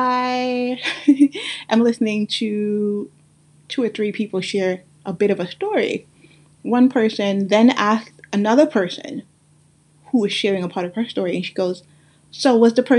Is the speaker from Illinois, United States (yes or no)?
no; New York City, New York, United States; accent: Guyanese; also born or lived in Guyana; the one that I have that's mix up with many, many things, from growing up in Brooklyn, New York